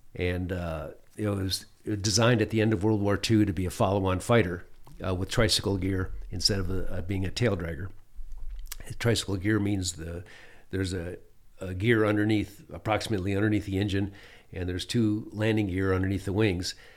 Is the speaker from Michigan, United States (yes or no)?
yes; Michigan, United States; moved away as an adult; also born or lived in Phoenix, Arizona / New Mexico / Alaska; for a young man growing up in Michigan